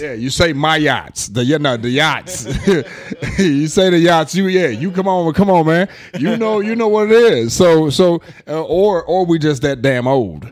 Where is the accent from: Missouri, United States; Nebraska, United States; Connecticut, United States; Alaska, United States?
Nebraska, United States; Omaha; also born or lived in East St. Louis, Illinois; I'm not originally from Omaha, but I've been here all my life, so I am a resident of Omaha.